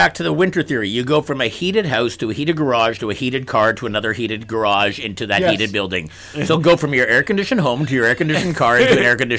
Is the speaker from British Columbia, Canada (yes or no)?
no; Montreal, Quebec, Canada; He was in Montreal for the Comedy Festival, which is obviously, as you know, my hometown.